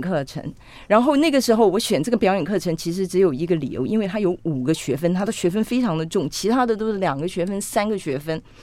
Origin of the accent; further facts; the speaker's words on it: Taipei, Taiwan; first language Cantonese; Chinese is a second language; also born or lived in Hong Kong; 因为我出生在香港，我来到台湾的时候，其实我是不会讲国语的